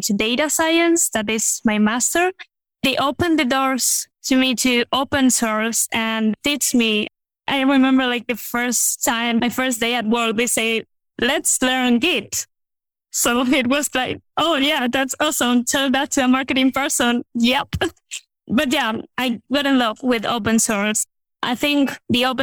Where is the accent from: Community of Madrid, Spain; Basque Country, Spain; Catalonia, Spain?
Community of Madrid, Spain; Madrid; I'm from Spain, Madrid.